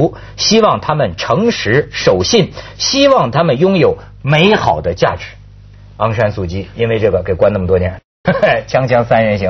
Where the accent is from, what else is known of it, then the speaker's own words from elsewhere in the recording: China; 而且人均生命年龄好像不比我们中国人低